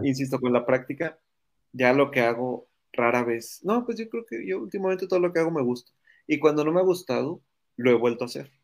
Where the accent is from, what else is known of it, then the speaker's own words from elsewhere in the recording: Monterrey, Nuevo León, Mexico; soy regio, orgulloso regio